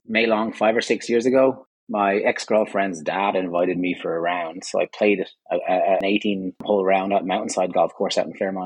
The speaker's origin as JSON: {"language": "English", "country": "Ireland", "tie": "born or raised there", "also_born_or_lived": "Vietnam", "moved": "as an adult", "lives_now": "Calgary, Canada", "said": "I'm Irish originally, for my sins"}